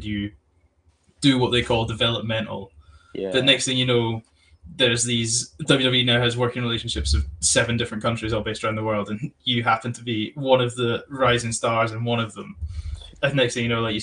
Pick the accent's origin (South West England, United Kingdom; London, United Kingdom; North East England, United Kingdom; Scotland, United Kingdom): Scotland, United Kingdom; also born or lived in Birmingham; I moved up to Scotland. I'm just outside Edinburgh, so I moved up here when I was 5